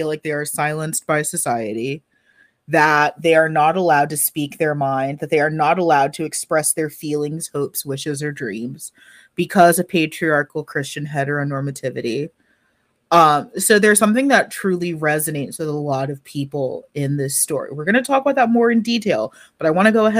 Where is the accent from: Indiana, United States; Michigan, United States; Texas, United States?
Texas, United States; I was black and from Texas.